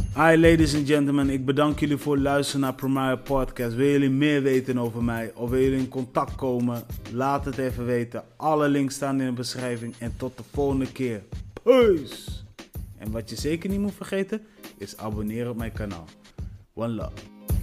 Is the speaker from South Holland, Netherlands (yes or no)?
no; Delfzijl, Groningen, Netherlands; ik kom uit Delcel